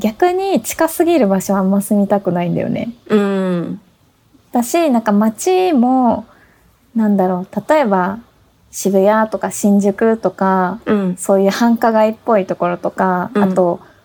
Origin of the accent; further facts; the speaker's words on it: Tokyo, Japan; also born or lived in Kyoto / Kawasaki; 私ね、東京生まれ東京育ち